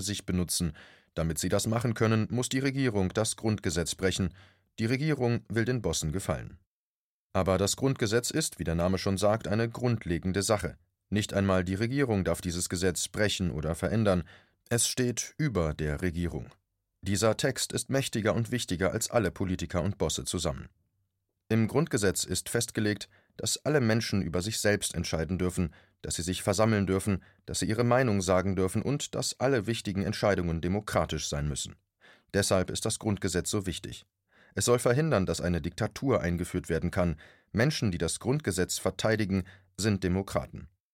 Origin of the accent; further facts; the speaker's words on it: Germany; Bei uns in Deutschland